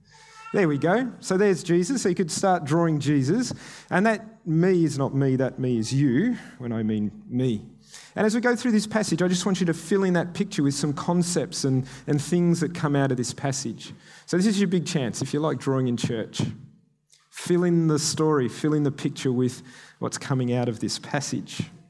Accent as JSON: {"language": "English", "country": "Kenya", "tie": "born or raised there", "said": "I grew up in Kenya as an MK. My parents were missionaries there."}